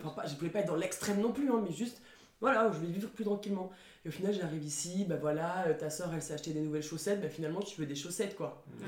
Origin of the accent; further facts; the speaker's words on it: France; now in Montpellier, France; en tant que française dans mon pays